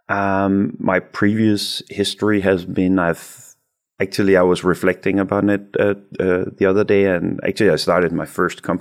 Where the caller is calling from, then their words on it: Aarhus, Central Denmark Region, Denmark; but I'm I'm just in Aarhus uh, in Denmark.